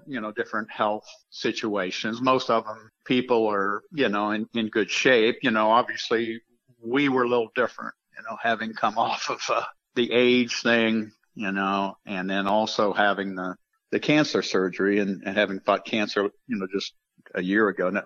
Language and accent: English; Ohio, United States; I'm from Ohio